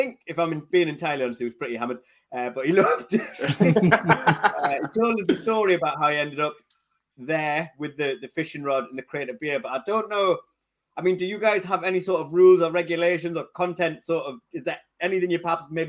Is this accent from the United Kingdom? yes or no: yes; Tyneside, North East England, United Kingdom; from Tyneside.